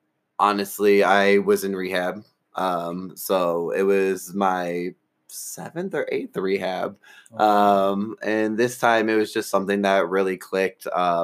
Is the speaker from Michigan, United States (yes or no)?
yes; Southfield, Michigan, United States; moved away as an adult; now in Colorado, United States; I moved from Detroit. So Detroit, Michigan, my hometown. I love it. I guess I should say Southfield. I'm not really from Detroit. I'm in the burbs.